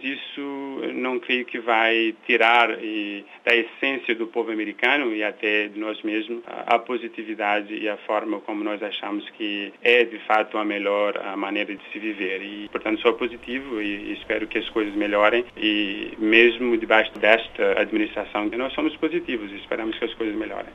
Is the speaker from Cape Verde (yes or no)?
yes; Praia, Santiago, Cape Verde; moved away as an adult; also born or lived in Brazil; now in United States; nasci em Cabo Verde, numa ilha pobre, de uma família pobre. Nasci na capital, na cidade da Praia, e mudei para o Brasil quando completei 18 anos